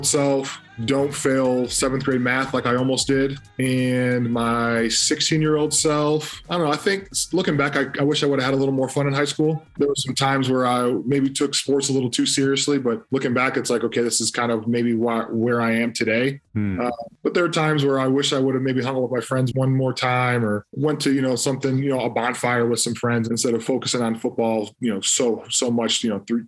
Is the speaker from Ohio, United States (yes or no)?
yes; Toledo, Ohio, United States; growing up in Toledo